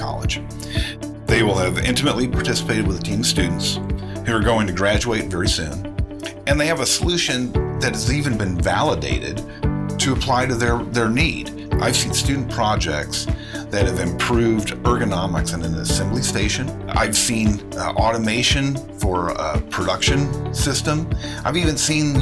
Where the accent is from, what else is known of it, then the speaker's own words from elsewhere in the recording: Illinois, United States; moved away as an adult; also born or lived in San Diego, California; now in Indiana, United States; I grew up in Illinois, I graduated high school and moved to San Diego, California.